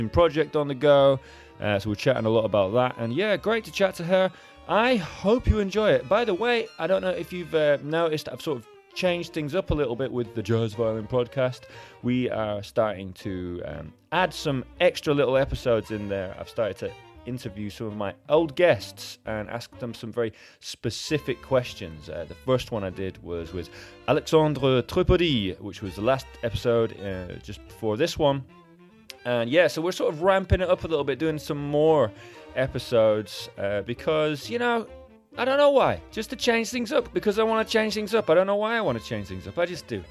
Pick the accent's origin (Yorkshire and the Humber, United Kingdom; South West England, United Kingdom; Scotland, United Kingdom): Scotland, United Kingdom; Edinburgh; I am sort of from Scotland. I grew up in Edinburgh and I'm half Scottish.